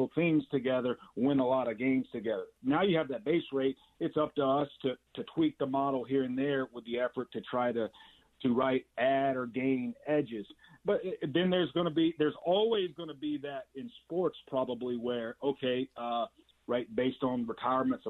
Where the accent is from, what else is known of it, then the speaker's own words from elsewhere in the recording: Alabama, United States; now in Los Angeles, United States; When I grew up in Alabama